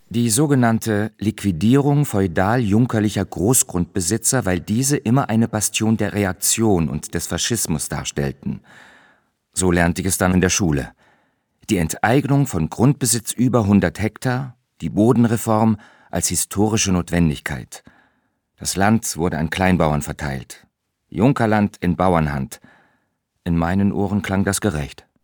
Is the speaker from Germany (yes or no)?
yes; Berlin, Germany; In meiner Kindheit im Ostberlin der 60er Jahre